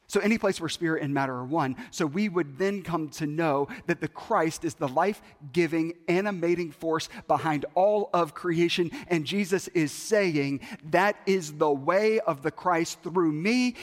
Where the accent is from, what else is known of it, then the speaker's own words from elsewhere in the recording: Bible Belt, Southern United States, United States; I grew up in the Bible Belt